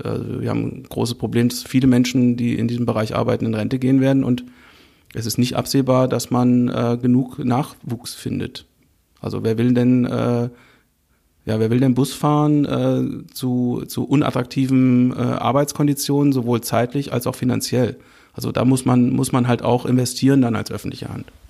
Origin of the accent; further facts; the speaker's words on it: Northern Hesse, Germany; ich komme aus Nordhessen